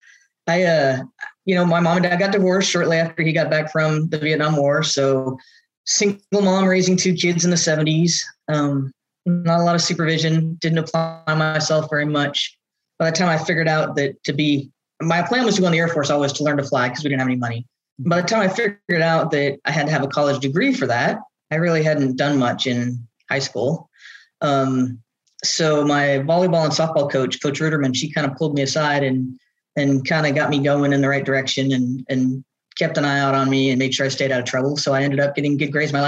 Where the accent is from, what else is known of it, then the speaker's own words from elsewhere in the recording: Southern California, United States; I grew up in Southern California.